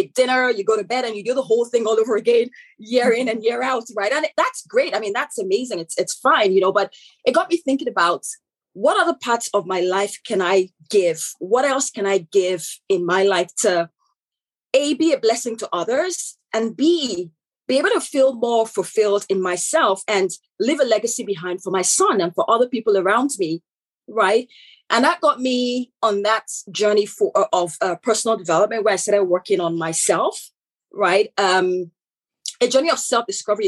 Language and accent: English; Nigeria; accent: African; moved away as an adult; also born or lived in United Kingdom; now in Canada; I am born Nigerian, so I'm originally from Nigeria, hence the African accent